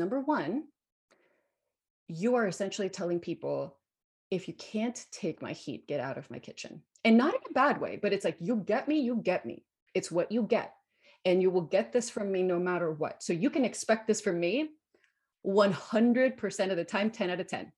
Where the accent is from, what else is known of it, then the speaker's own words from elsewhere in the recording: Guatemala; moved away as an adult; So I grew up in Guatemala. I was born and raised in Guatemala. So I lived there until I was 18.